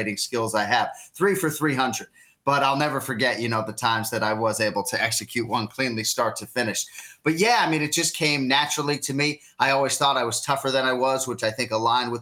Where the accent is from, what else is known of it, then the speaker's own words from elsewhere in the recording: Boston, Massachusetts, United States; I grew up in Boston and wanted to be the voice of the Red Sox